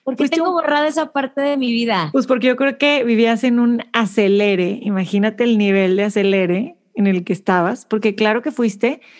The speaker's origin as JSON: {"language": "Spanish", "town": "Monterrey", "region": "Nuevo León", "country": "Mexico", "said": "somos de Monterrey las dos, estudiamos juntas, ciencias de la comunicación. Yo soy un año y medio mayor"}